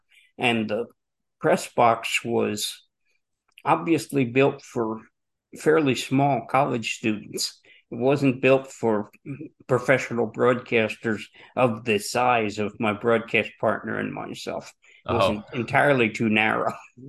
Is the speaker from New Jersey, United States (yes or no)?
yes; New Jersey, United States; I grew up in New Jersey, where minor league baseball was still years and years in the future.